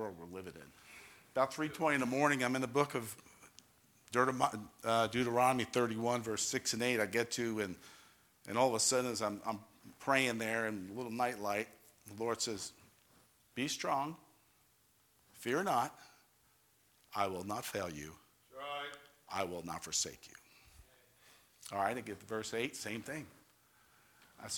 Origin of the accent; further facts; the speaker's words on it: New York, United States; now in Ohio, United States; I'm from New York. I'm Italian